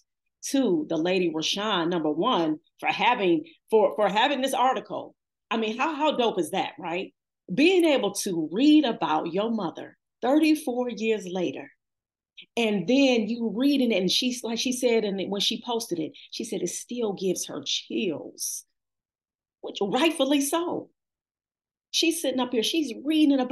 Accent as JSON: {"language": "English", "town": "Cleveland", "region": "Ohio", "country": "United States", "tie": "born or raised there", "said": "I've been born and raised in Cleveland"}